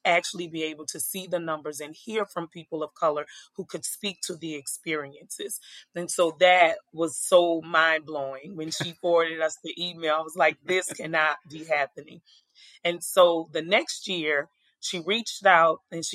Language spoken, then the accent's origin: English; New Orleans, Louisiana, United States; I am originally from New Orleans, Louisiana, born and raised